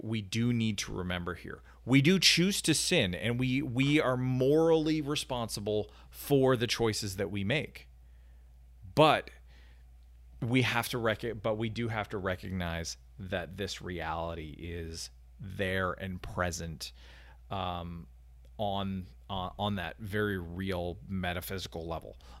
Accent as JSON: {"language": "English", "country": "Canada", "tie": "born or raised there", "moved": "yes", "lives_now": "United States", "said": "my home country of Canada"}